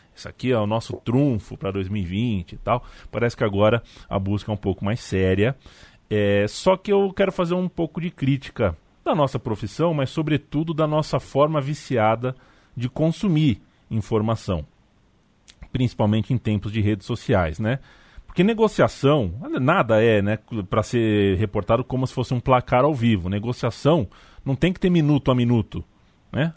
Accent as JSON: {"language": "Portuguese", "region": "São Paulo", "country": "Brazil", "said": "sendo eu paulista"}